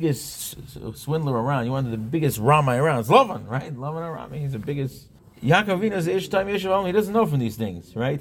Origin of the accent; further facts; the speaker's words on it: Monsey, New York, United States; I grew up on a block in Monsey. I grew up in Monsey